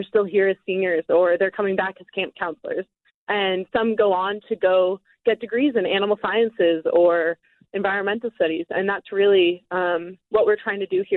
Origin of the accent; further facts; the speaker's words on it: New York, United States; moved away as an adult; now in Colorado, United States; I was originally from New York, and I moved out to Colorado in 2017